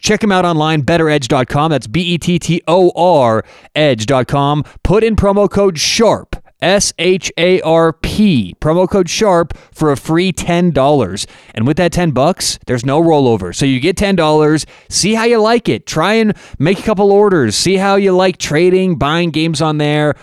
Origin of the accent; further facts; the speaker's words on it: Denver, Colorado, United States; I'm from Denver.